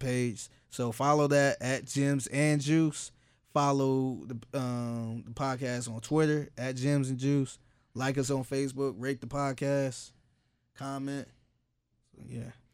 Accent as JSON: {"language": "English", "town": "Cleveland", "region": "Ohio", "country": "United States", "moved": "yes", "lives_now": "Houston, United States", "said": "everybody know I'm from Cleveland and I ride and die for Cleveland"}